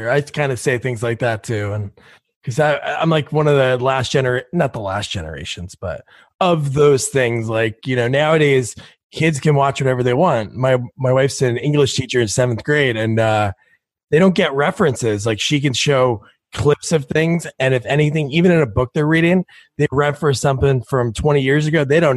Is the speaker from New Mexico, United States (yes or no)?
yes; Santa Fe, New Mexico, United States; You know, growing up in Santa Fe, I don't know if that would relate to the rest of the country.